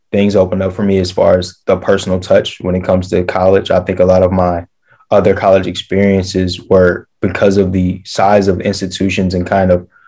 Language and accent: English; Atlanta, Georgia, United States; born there; I was born in Atlanta, so you know I was tasked with finding a university in Atlanta